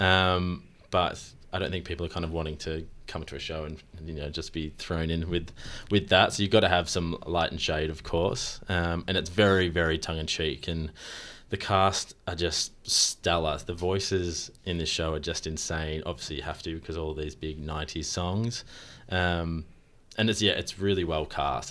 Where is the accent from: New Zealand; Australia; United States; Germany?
Australia; as Australians, we're actually quite known to be good at our accents